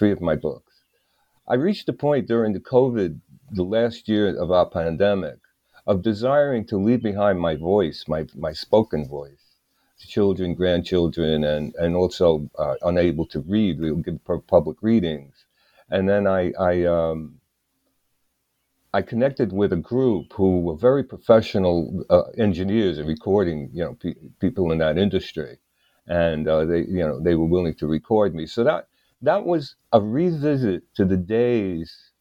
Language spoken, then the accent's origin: English; New York City, New York, United States; also born or lived in Greenwich Village, New York; I came from Brooklyn, New York